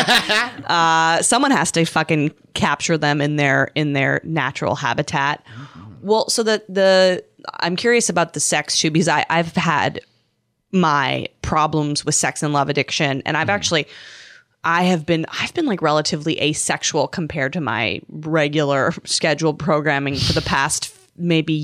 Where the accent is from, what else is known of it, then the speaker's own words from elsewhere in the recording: Canada; moved away; I'm from Canada